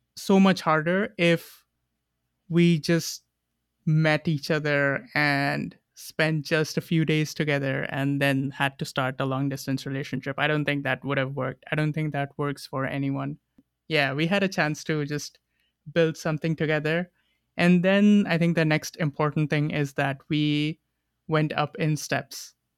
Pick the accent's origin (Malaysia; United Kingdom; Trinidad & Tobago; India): India; moved away as an adult; also born or lived in New York / Boston; now in Montreal, Canada; I am from India. I grew up there and I left five years ago to pursue my master's.